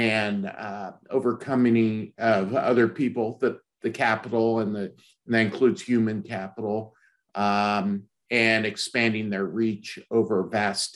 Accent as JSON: {"language": "English", "town": "Fresno", "region": "California", "country": "United States", "tie": "born or raised there", "also_born_or_lived": "San Francisco Bay Area", "lives_now": "Northern California, United States", "said": "I grew up in Fresno, California, went to the Naval Academy"}